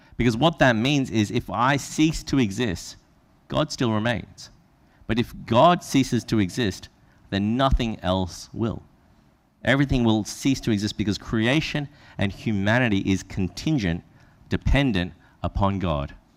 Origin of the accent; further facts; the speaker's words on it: Brisbane, Queensland, Australia; that's where I from.